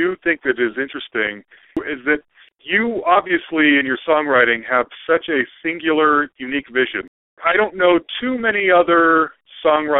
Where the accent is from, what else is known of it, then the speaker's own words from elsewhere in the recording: Salt Lake City, Utah, United States; I grew up in Salt Lake City